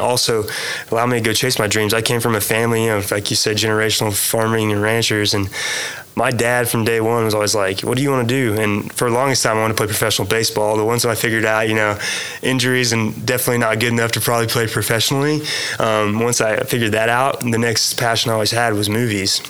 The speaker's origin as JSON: {"language": "English", "town": "Thomas", "region": "Oklahoma", "country": "United States", "tie": "born or raised there", "said": "I grew up in Thomas, okay. A town of 1,200 people"}